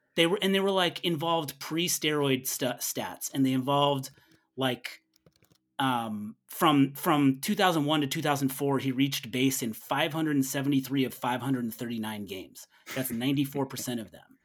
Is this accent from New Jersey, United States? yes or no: no; Northern California, United States; I grew up in Northern California